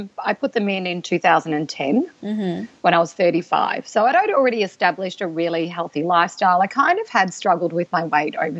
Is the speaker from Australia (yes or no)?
yes; Australia; I'm from Australia